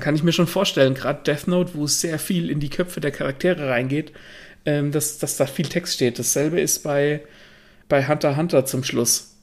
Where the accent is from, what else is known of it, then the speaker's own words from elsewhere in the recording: Germany; bei uns in Deutschland